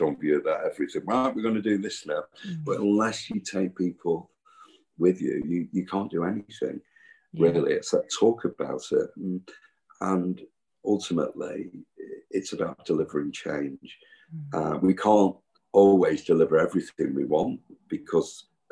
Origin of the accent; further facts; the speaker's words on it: Manchester, North West England, United Kingdom; I grew up in Cheetham Hill